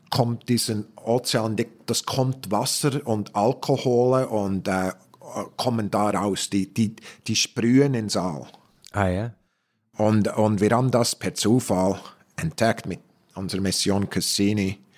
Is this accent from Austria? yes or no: no; Switzerland; moved away; aufgewachsen mit Träumen, dass ich zurück bin, wo ich bin, wo ich war. In der Schweiz.